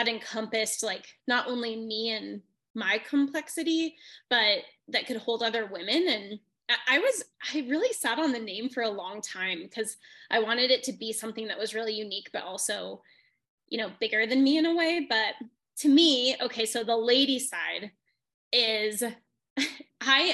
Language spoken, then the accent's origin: English; Wyoming, United States; also born or lived in Denver; I'm from Wyoming